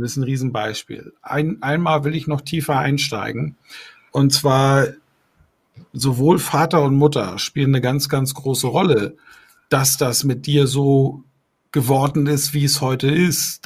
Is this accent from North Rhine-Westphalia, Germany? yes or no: no; Bamberg, Bavaria, Germany; Hier in meiner Heimatstadt Bamberg